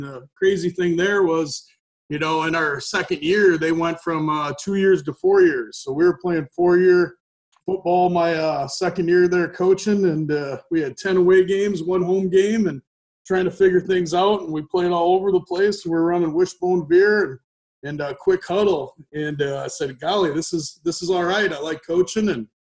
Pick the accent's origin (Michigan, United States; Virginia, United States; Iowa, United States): Iowa, United States; Northeast; I'm an Iowa guy. I grew up in Northeast Iowa, little small school, South Winnichook High School.